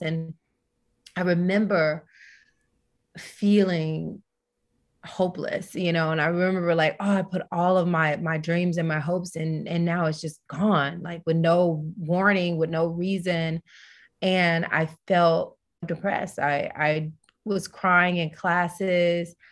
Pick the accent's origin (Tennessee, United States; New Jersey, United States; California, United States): Tennessee, United States; I'm a Southern girl, so I'm from Tennessee